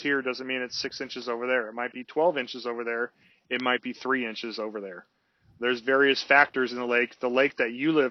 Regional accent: California, United States; moved away as an adult; now in Minnesota, United States; I grew up in California

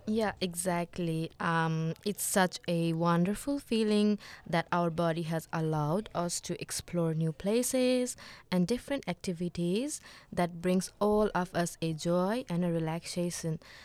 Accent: Nepal; now in Australia; I'm also from Nepal

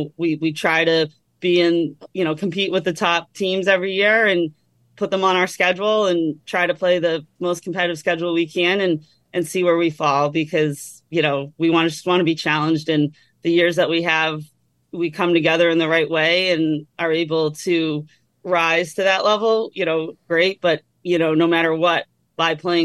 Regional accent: Methuen, Massachusetts, United States; I grew up in Methuen, Mass, right in the middle of all these prep schools

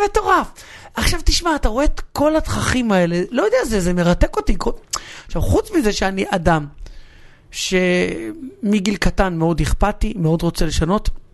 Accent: Hatzor HaGlilit, Northern District, Israel; שנינו באים מאותו מקום. אני בא מחצור, ושנינו לא עזבנו את המקום שממנו באנו

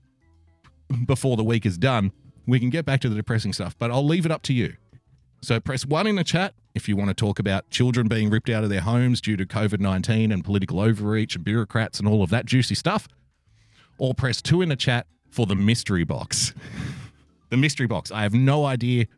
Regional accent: Australia; I'm an Australian.

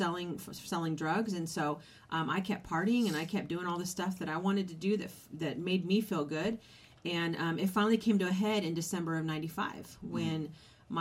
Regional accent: California, United States; I was raised in California.

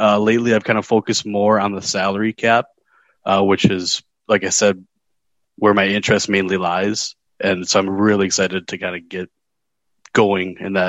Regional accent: Prior Lake, Minnesota, United States; also born or lived in Mankato, Minnesota; I'm originally from Prior Lake, Minnesota, the small town about 30 minutes south of Minneapolis. Grew up playing tackle football

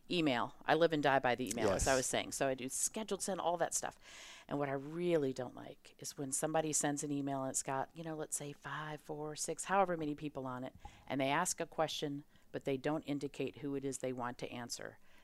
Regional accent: Auburn, Alabama, United States; I grew up in Auburn, Alabama, so I definitely remember when Georgia won the national championship because it was a very sore point in our household

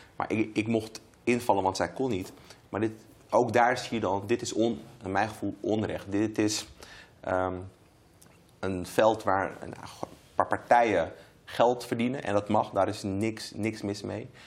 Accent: Amsterdam, North Holland, Netherlands; Ik woon nog steeds in Amsterdam Zuidoost, waar ik ben opgegroeid

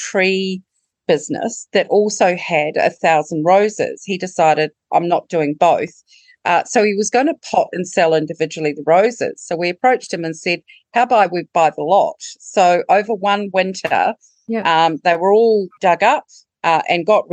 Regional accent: New Zealand; now in Trentham, Australia; as you can tell from the accent, I'm not Australian bred. However, I am a Kiwi

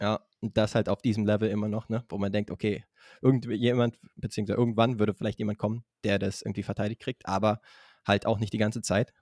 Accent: Berlin, Germany; als Berliner

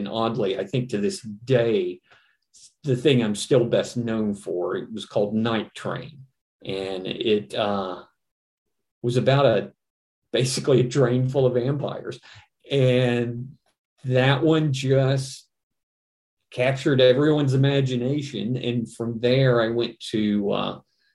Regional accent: Virginia, United States; came back to my home state, Virginia

